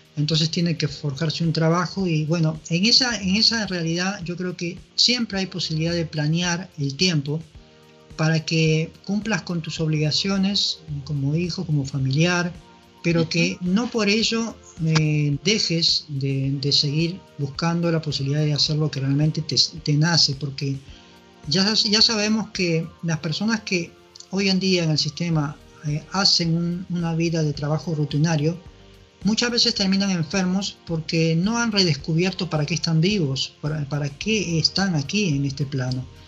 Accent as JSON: {"language": "Spanish", "country": "Peru", "also_born_or_lived": "Lima, Peru / Europe", "moved": "as an adult", "lives_now": "Uruguay"}